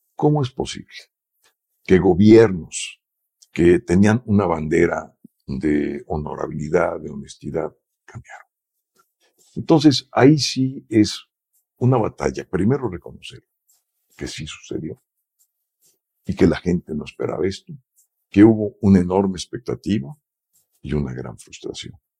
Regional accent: Mexico; somos mexicanos

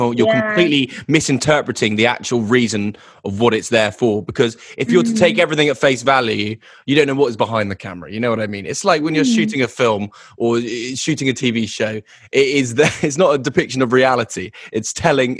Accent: the home counties of England, South East England, United Kingdom; also born or lived in London; I was born in London and raised in kind of the home counties of England

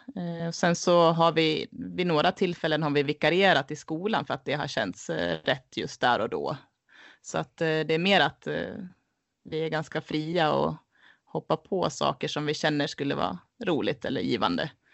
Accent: Leksand, Dalarna County, Sweden; moved away as an adult; uppväxt här i Leksand

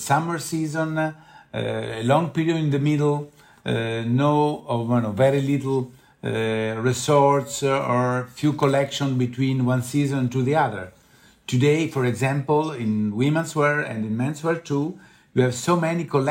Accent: Rome, Lazio, Italy; I'm from Rome

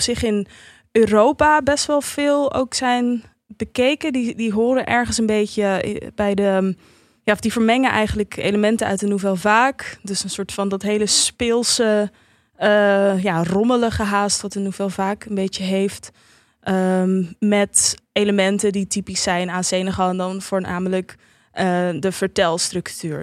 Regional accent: Netherlands; ik ben opgegroeid in Nederland

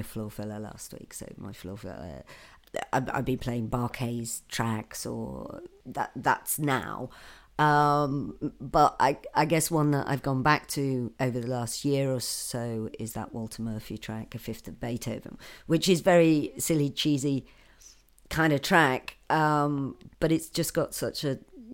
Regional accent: the Northeast, North East England, United Kingdom; I'm from the Northeast

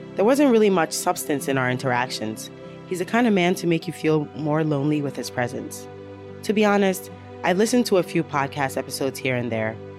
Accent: Ashanti, Ghana; now in United States; I'm from Ghana

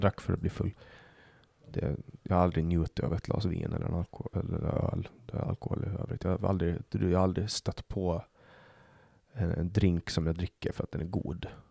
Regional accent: Åland, Finland; now in Sweden; Jag kommer ju från Åland som är en autonom region i Finland

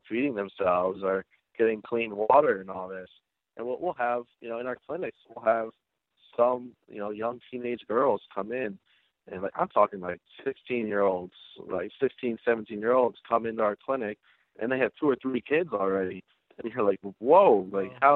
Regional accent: United States; we're from the United States

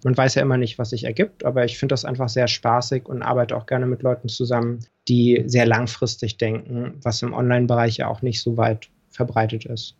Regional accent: Berlin, Germany; also born or lived in Hamburg; ich bin in Berlin auch geboren. Mhm. Geburtsurkunde steht auch Westberlin

